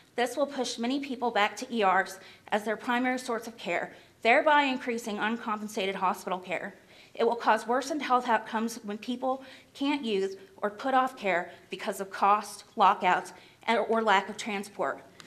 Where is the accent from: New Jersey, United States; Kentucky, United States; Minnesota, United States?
Kentucky, United States; Clay County; I'm from Clay County, Kentucky.